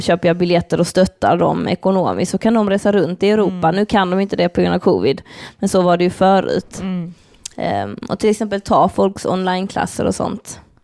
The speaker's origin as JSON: {"language": "Swedish", "town": "Lund", "region": "Skåne", "country": "Sweden", "tie": "born or raised there", "said": "Lund? Där vi växte upp"}